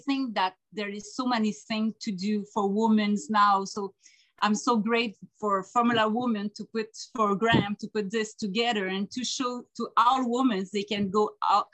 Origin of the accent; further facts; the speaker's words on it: a little village north of Quebec City, Canada; I'm from Saint-Didac-Saint-Jean, a little village up north of Quebec City in Canada